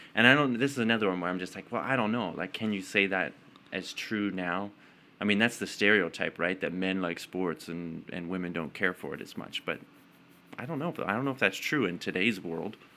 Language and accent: English; Calgary, Alberta, Canada; also born or lived in Edmonton; I was born in Edmonton, didn't live there very long, and then moved to Calgary.